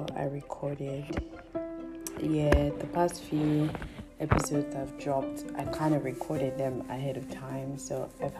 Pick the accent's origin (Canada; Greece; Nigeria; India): Nigeria; as a Nigerian living in Nigeria.